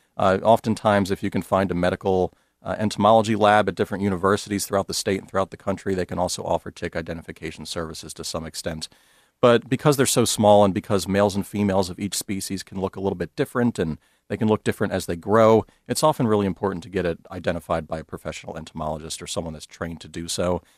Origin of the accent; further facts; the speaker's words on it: Maryland, United States; moved away as an adult; also born or lived in Utah; now in Iowa, United States; I grew up in Maryland where ticks were very common.